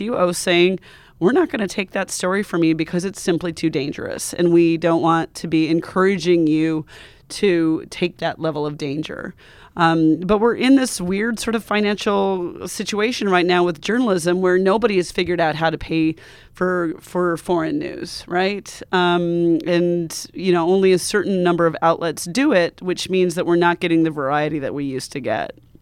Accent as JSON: {"language": "English", "country": "United States", "also_born_or_lived": "Montana / Wyoming", "said": "I'm from Montana and Wyoming"}